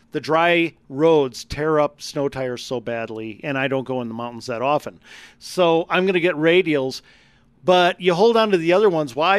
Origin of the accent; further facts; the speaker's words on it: Wisconsin, United States; now in Colorado, United States; growing up in Wisconsin